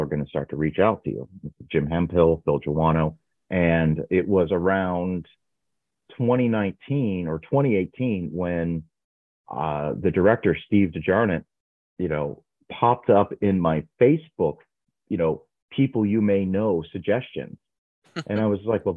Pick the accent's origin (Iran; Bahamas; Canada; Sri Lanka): Canada; I'm from Canada